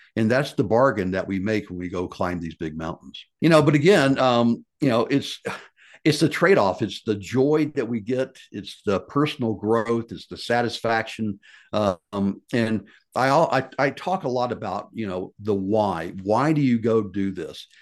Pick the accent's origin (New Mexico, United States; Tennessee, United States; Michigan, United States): Tennessee, United States; Memphis; my life growing up in Memphis, Tennessee